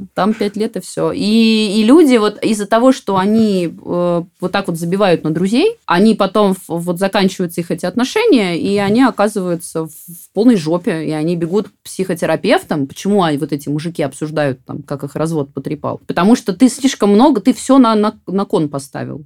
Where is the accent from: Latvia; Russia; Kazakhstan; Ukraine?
Russia; Voronezh, Voronezh Oblast; я сама там выросла в Воронеже